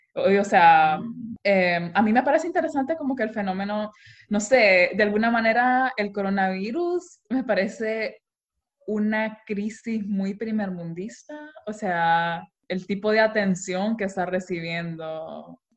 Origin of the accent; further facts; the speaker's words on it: Honduras; also born or lived in Austria; nosotros como hondureños